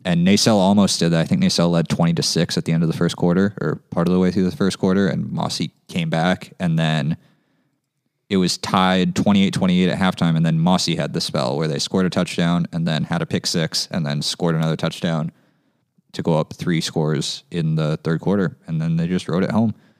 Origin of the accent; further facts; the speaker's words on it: San Jose, California, United States; my San Jose Churros cap just 'cause that's my hometown team